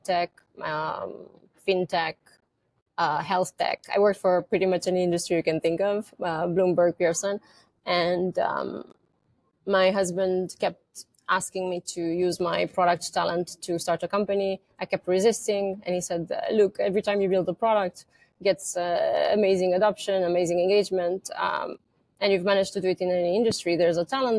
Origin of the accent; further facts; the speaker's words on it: Romania; moved away as an adult; now in United States; I was born in Romania during communism. And I came here 2007 in US